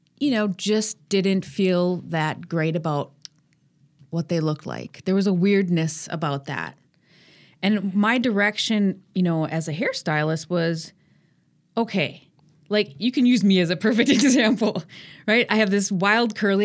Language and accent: English; Sheboygan, Wisconsin, United States; moved away as an adult; also born or lived in Milwaukee; what brought me to Milwaukee, because I grew up in Sheboygan